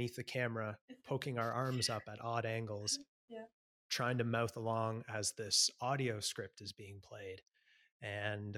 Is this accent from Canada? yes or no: yes; Canada; also born or lived in Sydney; now in Melbourne, Australia; a Canadian living in Australia